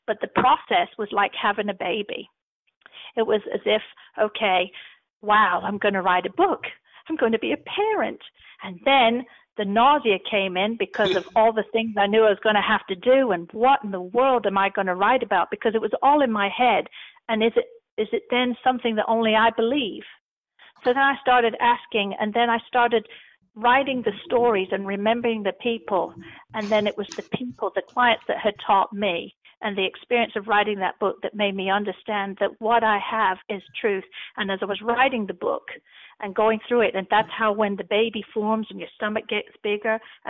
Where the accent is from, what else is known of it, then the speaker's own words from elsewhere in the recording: England, United Kingdom; Plus, I'm English. I use words that people don't understand over here.